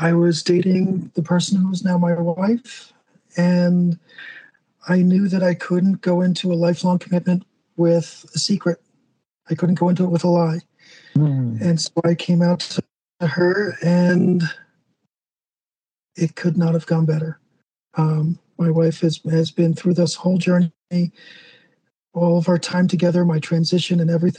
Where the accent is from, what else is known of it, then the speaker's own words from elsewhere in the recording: New Jersey, United States; now in New Mexico, United States; New Jersey was right there, and that's where I'm from